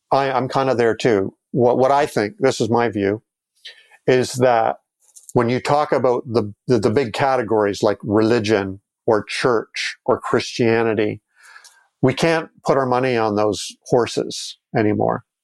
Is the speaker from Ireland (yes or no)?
no; Canada; and we're all Canadian